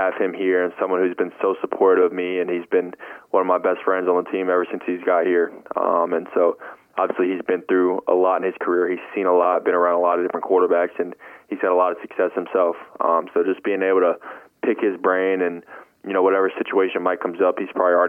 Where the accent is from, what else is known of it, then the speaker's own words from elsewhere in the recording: Charlotte, North Carolina, United States; we're both from Charlotte